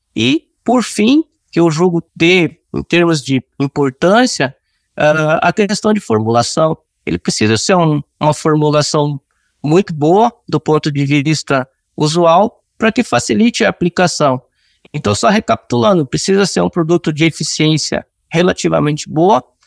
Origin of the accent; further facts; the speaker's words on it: Cuiabá, Mato Grosso, Brazil; moved away as an adult; also born or lived in Rio Grande do Sul; eu sou natural de Cuiabá, Mato Grosso